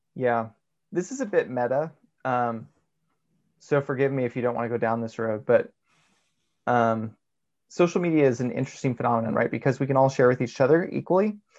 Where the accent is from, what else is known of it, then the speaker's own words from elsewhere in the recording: United States; as American Mormons